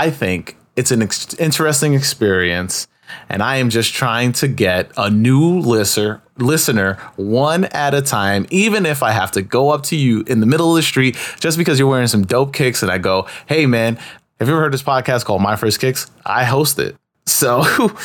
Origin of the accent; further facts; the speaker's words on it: New York City, New York, United States; also born or lived in Upper East Side, Manhattan / Elmhurst, Queens; I grew up in Corona